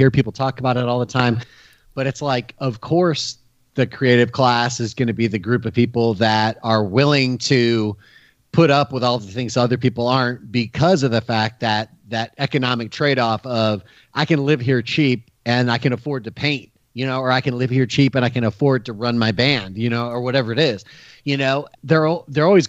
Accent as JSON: {"language": "English", "town": "Detroit", "region": "Michigan", "country": "United States", "moved": "yes", "said": "I'm from Detroit originally"}